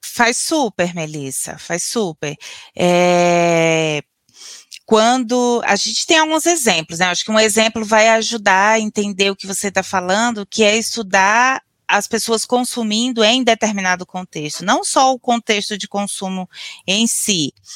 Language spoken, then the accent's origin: Portuguese; Northeast Region, Brazil; now in South Brazil; Eu sou uma nordestina erradicada no sul do Brasil